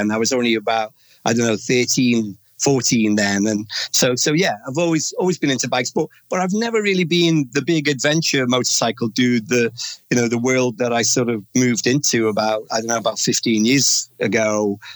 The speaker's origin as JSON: {"language": "English", "town": "Omeath", "region": "County Louth", "country": "Ireland", "tie": "born or raised there", "moved": "yes", "said": "a beautiful little village called O'Meath is where I was half brought up."}